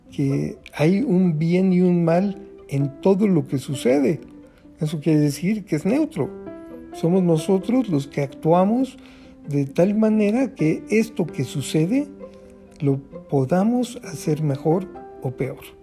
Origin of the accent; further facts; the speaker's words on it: Mexico; como buen mexicano